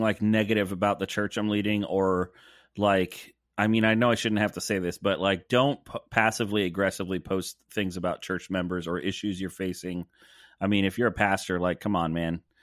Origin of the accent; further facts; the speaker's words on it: the South, United States; moved away; as a Southerner